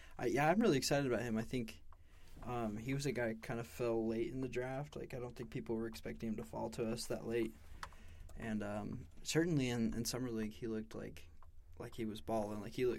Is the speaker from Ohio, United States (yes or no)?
no; West Valley City, Utah, United States; I'm from West Valley City, Utah, a little closer to Salt Lake.